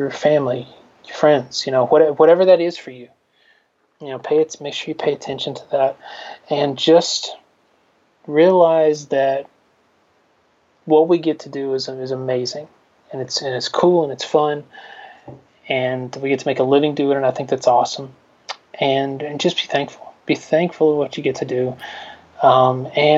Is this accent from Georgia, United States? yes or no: yes; Newnan, Georgia, United States; my hometown of Noonan